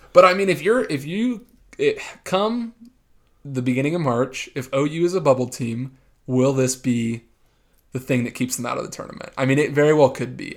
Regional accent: San Antonio, Texas, United States; I am from San Antonio

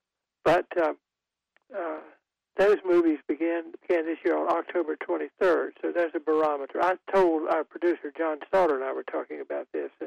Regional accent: Goldsboro, North Carolina, United States; the Christmas parade in my hometown of Goldsboro

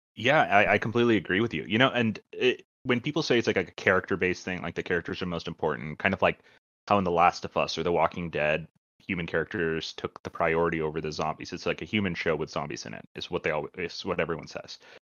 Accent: India; moved away; I'm Indian, uh, so my family, uh, most of my family lives in India.

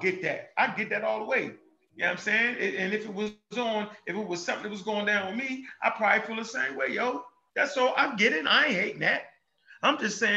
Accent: United States; since I've been growing up in America.

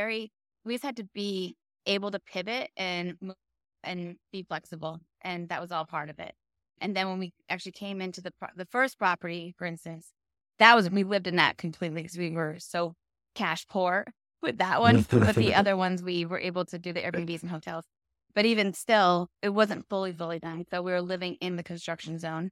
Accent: Vermont, United States; moved away as an adult; now in Fort Lauderdale, United States; I was born and raised in Vermont, but I now live in Fort Lauderdale, Florida. Been here since 2006.

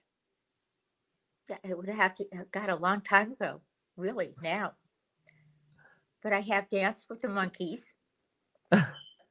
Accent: Beverly Hills, California, United States; since I come from Beverly Hills

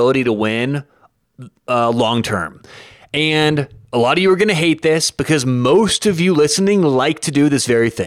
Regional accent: Denver, Colorado, United States; I grew up in Denver

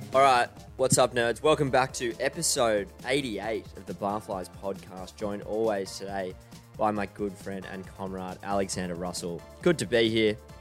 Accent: Australia

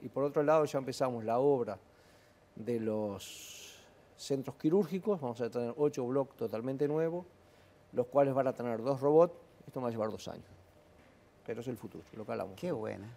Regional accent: Uruguay

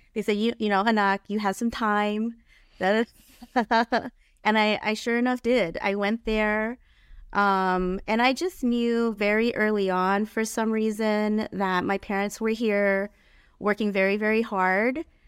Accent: San Diego, California, United States; also born or lived in Ontario Ranch, California; now in Ontario, United States; I grew up in San Diego

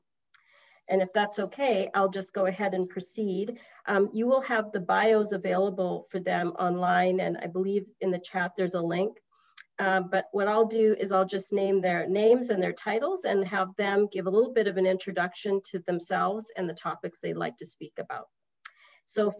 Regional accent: British Columbia, Canada; also born or lived in Washington State, United States; now in Washington, United States; I am a Canadian immigrant. I hail from British Columbia

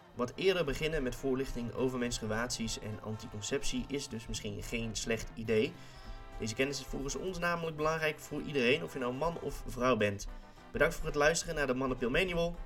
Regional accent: Tilburg, North Brabant, Netherlands; moved away; ik kom uit Brabant, oorspronkelijk, uit Tilburg

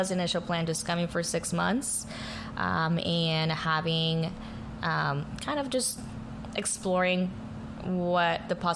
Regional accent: New Braunfels, Texas, United States; also born or lived in San Luis Potosí, Mexico; I was born in Mexico in uh, San Luis Potosi, central Mexico, um, and moved to the States whenever I was 11. So going into 15 years of li- living here in the United States, um, I grew up in a small town um, in New Braunfels.

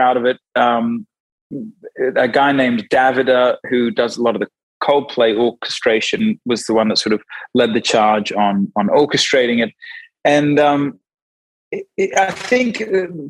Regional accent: Australia; moved away; also born or lived in Sydney, New South Wales / Brisbane, Queensland; I'm originally from Australia. We were born in Sydney, moved to Brisbane.

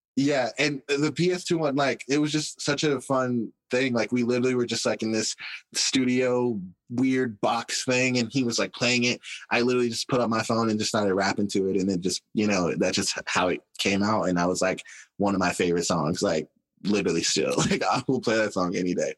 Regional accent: Arkansas, United States; we had these two giant billboards in my hometown

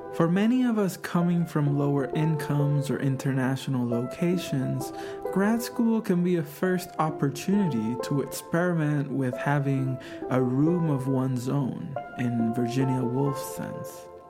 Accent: Puerto Rico; moved away as an adult; now in California, United States; I am from Puerto Rico, a set of islands in the Caribbean that are officially understood as a U.S. territory

